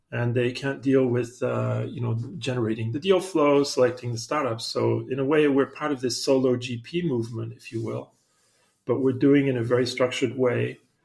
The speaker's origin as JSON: {"language": "English", "country": "Spain", "tie": "born there", "also_born_or_lived": "Africa", "said": "I went to school mostly in Africa, I was born in Spain, a French citizen."}